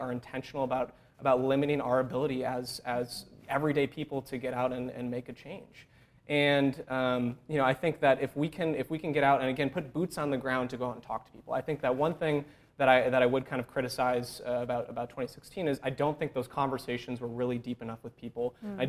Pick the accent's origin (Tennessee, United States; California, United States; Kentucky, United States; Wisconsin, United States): Wisconsin, United States; Lodi; also born or lived in Madison, Wisconsin; I grew up in Lodi, Wisconsin, which is very close to Madison, and ended up going to school in Madison.